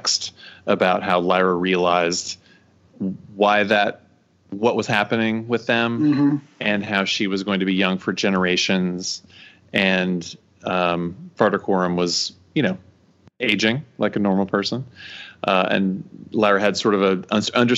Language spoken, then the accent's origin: English; Texas, United States; accent: drawl; moved away as an adult; I grew up there